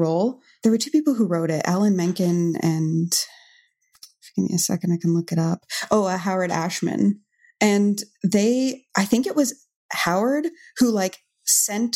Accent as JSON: {"language": "English", "town": "Hamilton", "region": "Ontario", "country": "Canada", "tie": "born or raised there", "lives_now": "Mississauga, Canada", "said": "I grew up in Hamilton my whole life"}